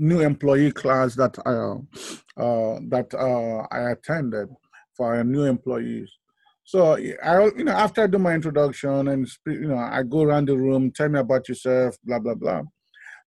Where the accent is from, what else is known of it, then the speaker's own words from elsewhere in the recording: Nigeria; now in United States; I was born in Nigeria. I was West Africa